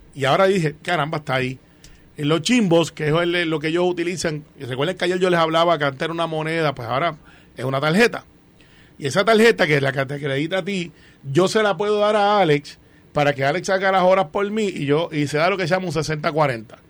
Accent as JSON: {"language": "Spanish", "town": "Guaynabo", "country": "Puerto Rico", "said": "Yo soy de Guaynabo"}